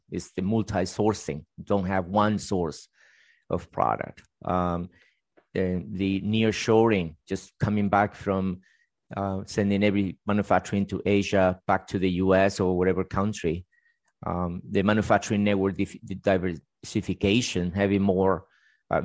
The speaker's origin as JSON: {"language": "English", "country": "Spain", "tie": "born or raised there", "moved": "yes", "lives_now": "United States", "said": "I was actually born in Spain"}